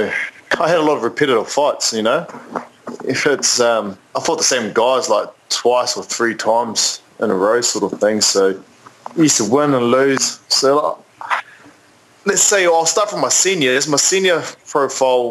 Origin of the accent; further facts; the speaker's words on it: Christchurch, Canterbury, New Zealand; also born or lived in Auckland; I'm originally from Christchurch. My parents moved up to Auckland